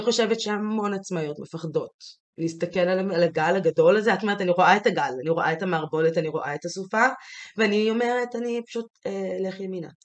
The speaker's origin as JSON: {"language": "Hebrew", "town": "Jerusalem", "region": "Jerusalem District", "country": "Israel", "tie": "born or raised there", "moved": "as an adult", "said": "ירושלים, זה המקום ש, שגדלתי בו, כי הייתי בו כל עשרים ושלוש השנים הראשונות של חיי בעצם"}